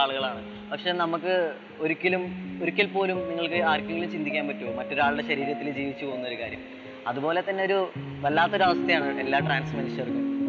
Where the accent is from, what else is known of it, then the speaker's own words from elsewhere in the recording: Thrissur, Kerala, India; also born or lived in Malappuram; എന്റെ നാട് തൃശ്ശൂരാണ് ഞാൻ ജനിച്ചതും വളർന്നതൊക്കെ തൃശ്ശൂരാണ്